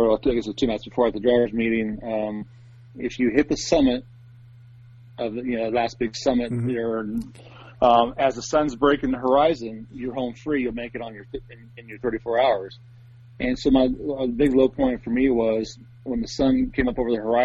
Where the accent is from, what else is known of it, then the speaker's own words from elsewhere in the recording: Port Angeles, Washington, United States; I grew up on the west coast of Washington